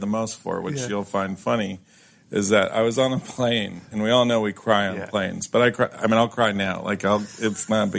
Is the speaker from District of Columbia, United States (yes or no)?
yes; Washington, District of Columbia, United States; I grew up in Washington, D.C.